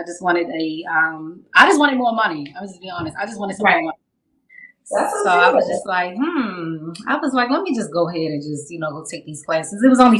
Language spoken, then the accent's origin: English; Baltimore, Maryland, United States; I'm from Maryland. I'm from Baltimore.